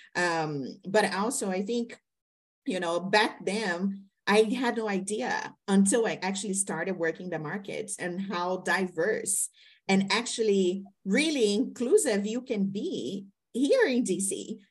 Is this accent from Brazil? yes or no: yes; Brazil; moved away; being a Latino woman, right? I'm from Brazil